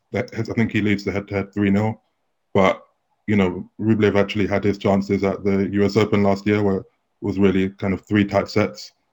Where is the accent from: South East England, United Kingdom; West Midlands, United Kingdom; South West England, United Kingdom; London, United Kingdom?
London, United Kingdom; I'm I'm from London, so I played in tournaments around around here, like just growing up in junior tournaments